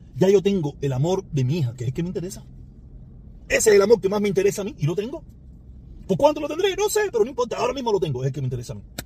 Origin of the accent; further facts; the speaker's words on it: Cuba; moved away; Esa islita es de donde yo vengo, pero es una islita del Caribe